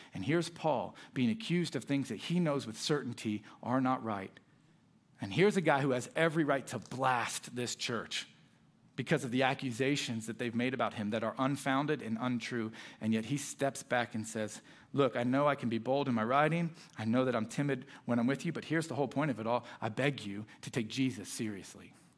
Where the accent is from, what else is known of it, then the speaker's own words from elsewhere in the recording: South Florida, United States; moved away as an adult; also born or lived in Orlando, Florida / Illinois; I was a Miami Heat fan growing up in South Florida